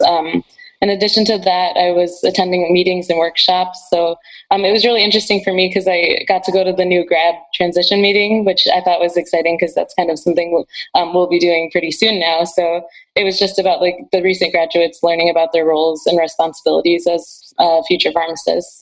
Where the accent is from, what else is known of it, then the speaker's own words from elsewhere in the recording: Rochester, Michigan, United States; moved away; I'm originally from Rochester, Michigan.